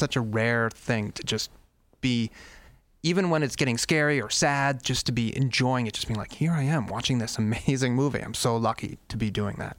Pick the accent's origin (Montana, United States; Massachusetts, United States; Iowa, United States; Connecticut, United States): Massachusetts, United States; Boston; now in Chicago, United States; I grew up in Boston